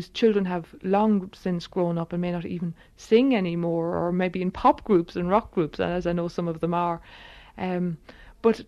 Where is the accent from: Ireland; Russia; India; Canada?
Ireland; us as singers, and in particular as Irish people